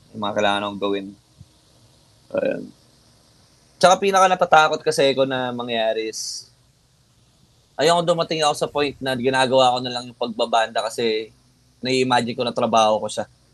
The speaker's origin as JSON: {"language": "Tagalog", "region": "Central Luzon", "country": "Philippines", "said": "Since taga dito lahat kami, taga Bulacan"}